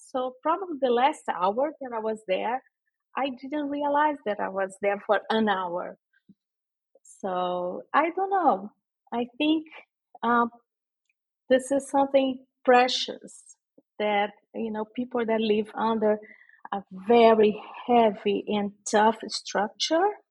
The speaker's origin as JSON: {"language": "English", "region": "Rio de Janeiro", "country": "Brazil", "also_born_or_lived": "Sao Paulo, Brazil", "second_language": "English", "moved": "as an adult", "lives_now": "Luanda, Angola", "said": "I'm from Rio de Janeiro and I was living in Sao Paulo for almost 10 years"}